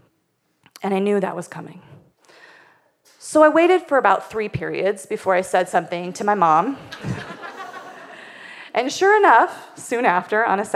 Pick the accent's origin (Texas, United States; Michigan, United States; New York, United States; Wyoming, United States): Wyoming, United States; I grew up in Wyoming, which is not only the least populated state